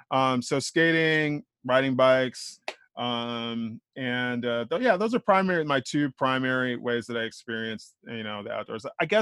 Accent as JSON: {"language": "English", "region": "Midwest", "country": "United States", "tie": "born or raised there", "also_born_or_lived": "Ohio / East Coast", "said": "So I grew up kind of all over. You know, I was born in Ohio, mostly raised in the Midwest, did some time here on the East Coast. Family moved around a lot."}